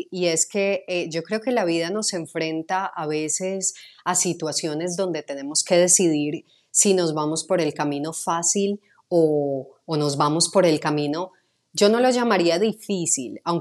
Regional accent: Medellín, Antioquia, Colombia; accent: Medellín; empecé a neutralizar mi acento de Medellín, que es bastante fuerte

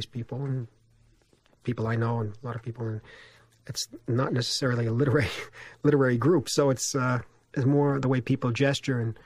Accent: New York City, New York, United States; I grew up on Elizabeth Street

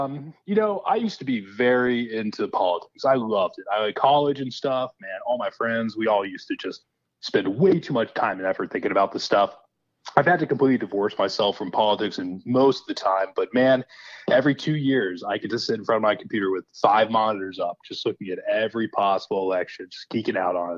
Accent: Georgia, United States; moved away; I'm originally from Georgia.

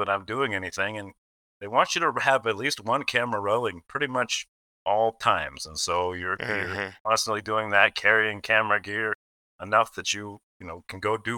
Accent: Gresham, Oregon, United States; born or raised there; also born or lived in Portland, Oregon

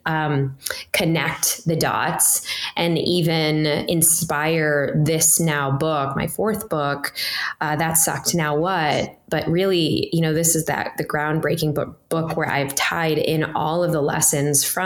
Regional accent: Chicago, Illinois, United States; I grew up in Chicago

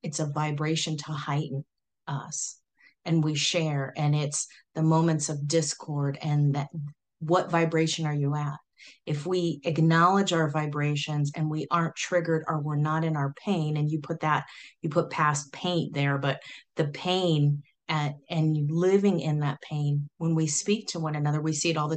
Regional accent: Silicon Valley, California, United States; I'm from Silicon Valley back in the day, you know, Pong, all that way back when, the fun times of Silicon Valley

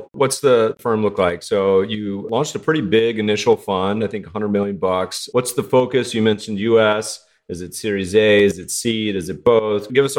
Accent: Colorado, United States; moved away; also born or lived in Lake Tahoe; I grew up partially in Colorado and lived in Tahoe for a bit and had stayed in Jackson.

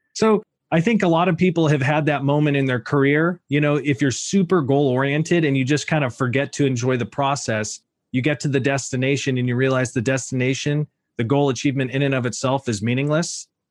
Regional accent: Sacramento, California, United States; also born or lived in Oregon; I grew up in Sacramento, son of a West Point Army graduate

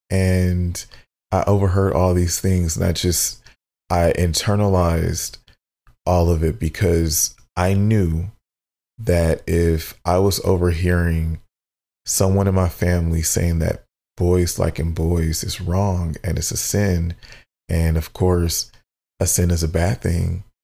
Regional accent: Midwest, United States; growing up in the Midwest in a black family, we, for the majority, tend to be, you know, of the Christian faith or Baptist or whatever you have

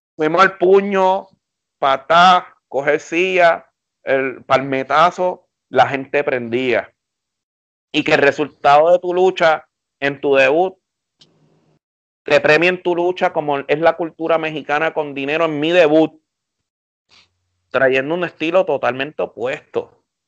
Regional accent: Puerto Rico; como buen puertorriqueño

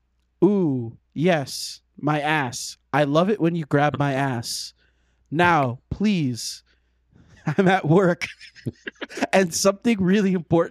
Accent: United Kingdom; Aubergine emoji. I'm British.

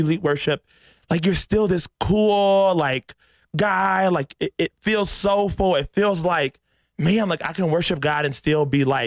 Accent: Georgia, United States; I'm from Georgia

